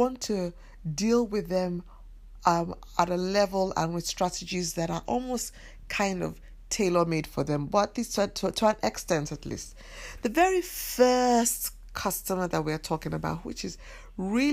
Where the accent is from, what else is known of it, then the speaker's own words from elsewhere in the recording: Nigeria; I come from Nigeria